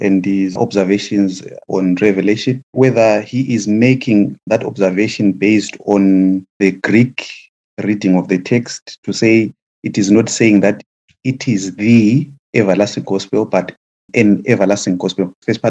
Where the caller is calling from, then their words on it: London, United Kingdom; I'm in London.